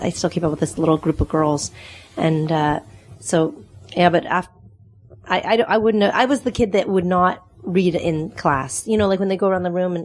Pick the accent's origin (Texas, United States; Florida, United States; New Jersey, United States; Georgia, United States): Texas, United States; accent: Texas Canadian; also born or lived in Canada; now in Nashville, United States; I was born in Canada and raised in Texas